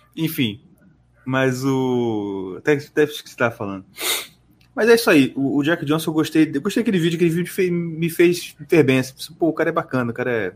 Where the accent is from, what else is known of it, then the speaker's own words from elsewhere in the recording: Nova Iguaçu, Rio de Janeiro, Brazil; nascido e criado em Nova Iguaçu